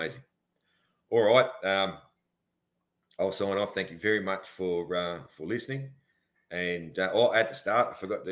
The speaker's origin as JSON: {"language": "English", "country": "Australia", "said": "being an Aussie"}